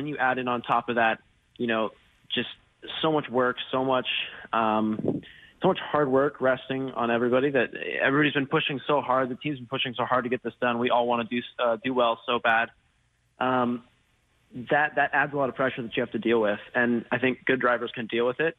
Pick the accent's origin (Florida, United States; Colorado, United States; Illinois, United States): Colorado, United States; also born or lived in Plano, Texas; I am from Texas. I'm from Texas and grown up in Colorado